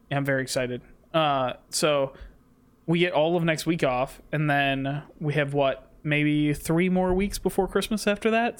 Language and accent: English; Michigan, United States; Growing up in Michigan, you just love the Red Wings